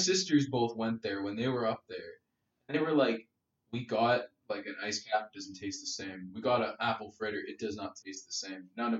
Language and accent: English; Canada